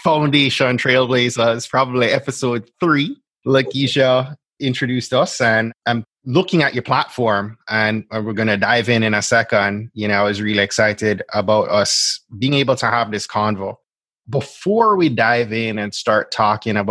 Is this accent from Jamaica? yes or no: yes; Jamaica; moved away; also born or lived in Florida; I'm from Jamaica, and I lived in Florida for, gosh, like 14, going on 14